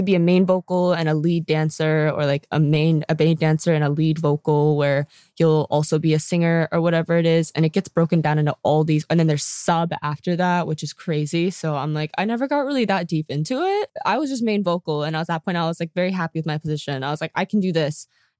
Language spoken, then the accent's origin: English; South Korea; when I was asked about like where I was from, obviously when I said I was from Korea, they knew nothing about it.